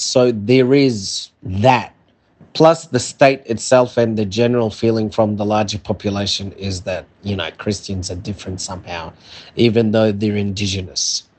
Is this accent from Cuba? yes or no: no; Saudi Arabia; born there; also born or lived in Egypt; I was born in Saudi Arabia, ironically the birthplace of Arabic, but I only spoke English because we grew up in like a foreign setting. So when I came to school in Egypt